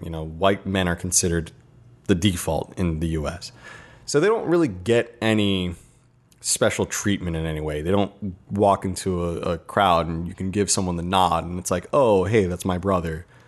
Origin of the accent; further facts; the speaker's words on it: United States